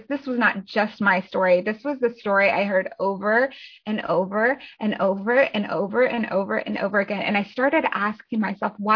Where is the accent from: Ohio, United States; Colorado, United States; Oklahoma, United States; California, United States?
Colorado, United States; now in Athens, Georgia, United States; my husband and I live in Athens, Georgia, so Northeast Georgia, and I am originally from Colorado